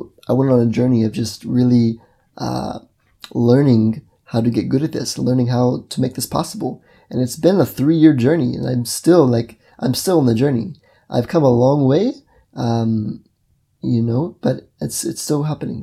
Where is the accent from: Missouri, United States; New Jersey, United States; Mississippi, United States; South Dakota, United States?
Mississippi, United States; moved away; also born or lived in Brazil; I grew up in the United States of America in Mississippi